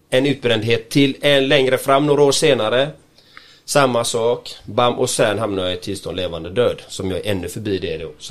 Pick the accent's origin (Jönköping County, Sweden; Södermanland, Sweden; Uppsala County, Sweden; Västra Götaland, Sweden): Västra Götaland, Sweden; Gothenburg; Nej, jag är, jag är ren göteborgare och jag älskar Göteborg kan jag säga.